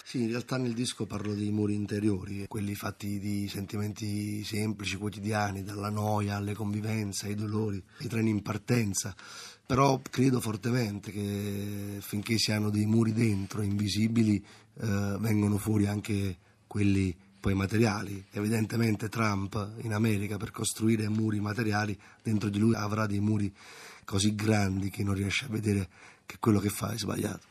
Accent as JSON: {"language": "Italian", "town": "Naples", "region": "Campania", "country": "Italy", "said": "io vengo da Scampia"}